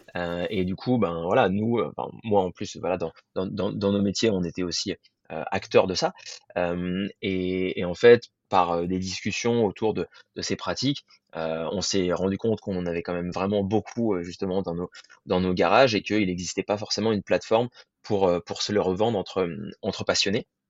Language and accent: French; Paris, Île-de-France, France; moved away as an adult; also born or lived in Germany / Annecy; moi je viens de Paris à la base